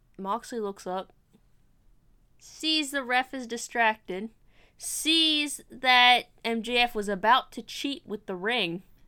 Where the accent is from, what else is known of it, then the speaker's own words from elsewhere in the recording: Ohio, United States; I'm from Ohio